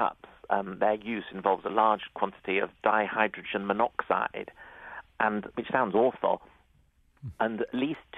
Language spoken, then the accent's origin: English; United Kingdom; as a Brit